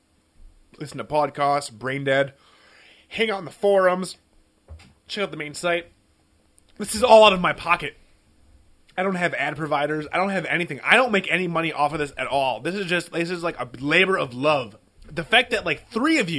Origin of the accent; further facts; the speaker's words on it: Midwest, United States; I'm from Midwest